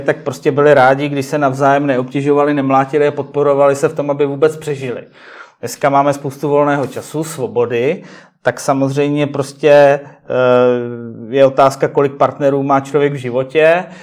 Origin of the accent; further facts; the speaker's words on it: Prague, Czechia; jsem rodilý Pražák